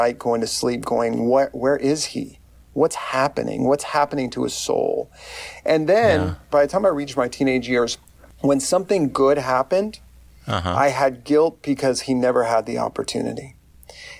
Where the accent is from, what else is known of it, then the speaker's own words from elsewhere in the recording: McAllen, Texas, United States; I grew up in a small South Texas town. I grew up in McAllen, Texas.